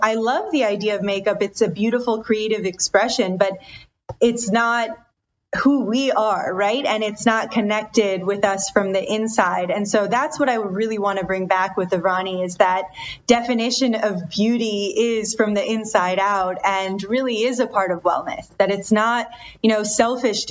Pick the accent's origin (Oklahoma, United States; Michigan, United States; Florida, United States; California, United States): Michigan, United States; Detroit; I was born and raised in Detroit, in the surrounding Detroit area, but my parents are immigrants from India.